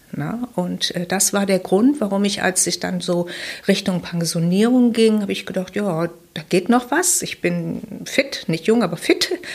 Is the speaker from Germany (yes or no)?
yes; Wuppertal, North Rhine-Westphalia, Germany; ich bin geboren in Wuppertal. Ich habe die Schule in Wuppertal besucht